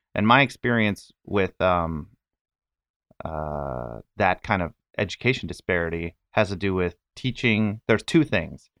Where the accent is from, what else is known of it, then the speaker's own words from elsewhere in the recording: Northern California, United States; moved away; also born or lived in New York; I grew up in Northern California